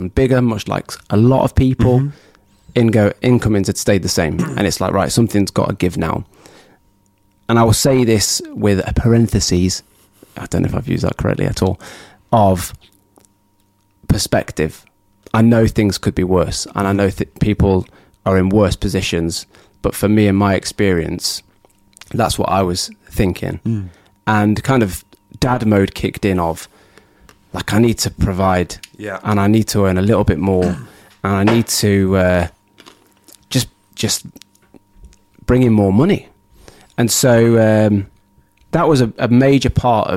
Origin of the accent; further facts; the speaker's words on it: United Kingdom; we're British